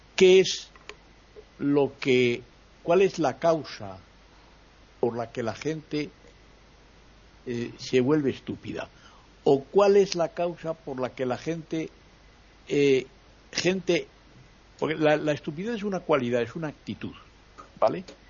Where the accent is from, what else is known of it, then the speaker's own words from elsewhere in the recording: Spain; En mi país